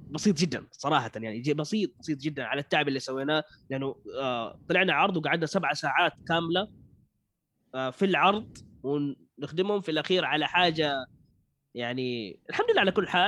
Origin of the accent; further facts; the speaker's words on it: Saudi Arabia; شوف في السعوديه عندنا كثير ما شاء الله مواليد